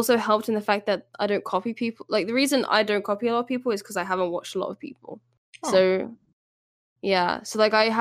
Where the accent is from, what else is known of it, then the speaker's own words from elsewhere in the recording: United Kingdom; Us Brits